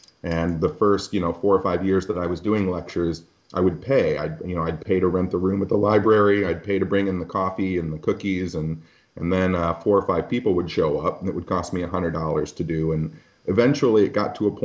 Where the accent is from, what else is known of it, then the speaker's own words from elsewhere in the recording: Michigan, United States; I grew up in Michigan